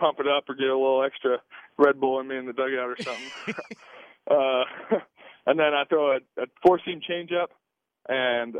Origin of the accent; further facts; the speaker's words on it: Southern California, United States; I'm from Southern California. I grew up just going down to the beach and surfing